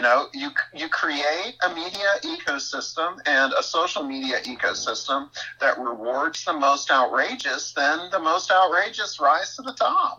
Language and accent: English; East Texas, United States; the society that I grew up in East Texas